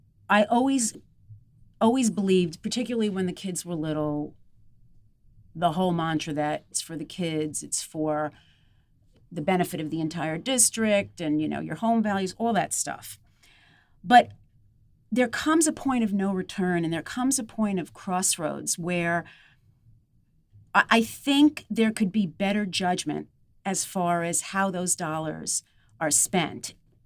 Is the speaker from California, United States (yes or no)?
no; Glen Head, New York, United States; When I was growing up in Glenhead and the surrounding areas, it was very blue collar.